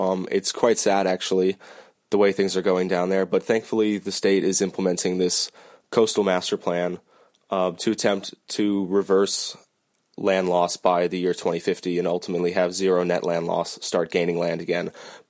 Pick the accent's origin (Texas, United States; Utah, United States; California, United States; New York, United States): California, United States; now in New Orleans, United States; I'm from the San Francisco Bay Area originally, but for the last 4 years I've made New Orleans my home, and I love it very much.